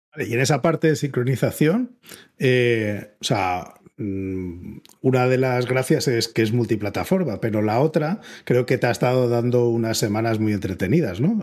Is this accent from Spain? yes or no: yes; Spain; la reputación que tenemos los, españoles de que somos demasiado directos